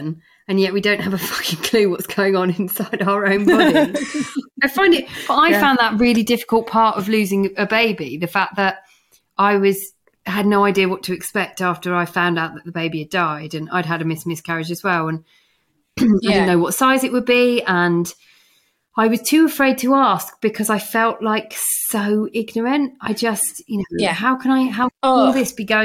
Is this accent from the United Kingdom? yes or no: yes; England, United Kingdom; we're so bloody English